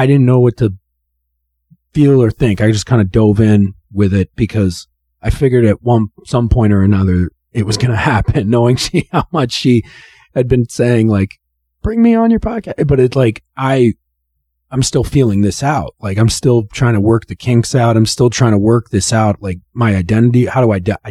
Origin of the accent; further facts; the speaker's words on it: Oxford, Ohio, United States; And so I grew up in Oxford, Ohio